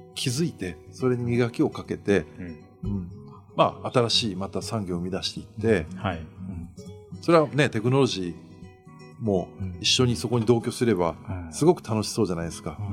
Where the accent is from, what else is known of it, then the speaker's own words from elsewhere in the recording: Kyushu, Japan; 九州人としてはちょっと嬉しいみたいな